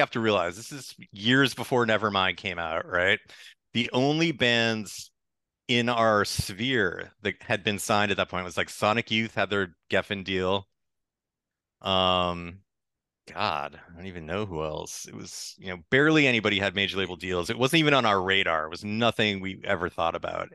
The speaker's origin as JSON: {"language": "English", "town": "Lynnfield", "region": "Massachusetts", "country": "United States", "tie": "born or raised there", "said": "I grew up just north of Boston"}